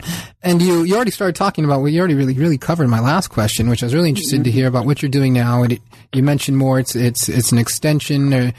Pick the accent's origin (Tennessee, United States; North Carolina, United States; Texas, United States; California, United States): California, United States; Oxnard; also born or lived in San Diego; I'm, you know, I was born in Oxnard, lived there until I was 10. Mm-hmm. We moved to San Diego.